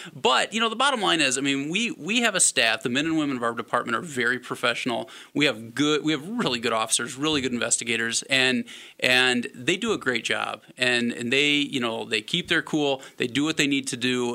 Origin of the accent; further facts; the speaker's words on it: Omaha, Nebraska, United States; moved away as an adult; also born or lived in Winona, Minnesota; now in La Crosse, United States; I was born and raised in Omaha, Nebraska.